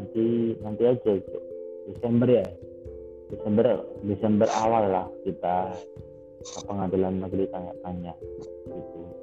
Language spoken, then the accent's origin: Indonesian; Central Java, Indonesia; aku lahir di tanah Jawa, besar di tengah Jawa